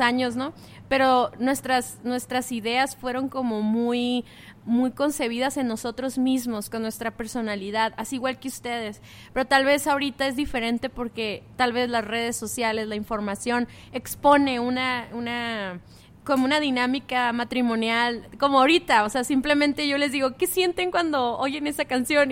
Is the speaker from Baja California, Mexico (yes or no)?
yes; Mexicali, Baja California, Mexico; nosotros venimos de Mexicali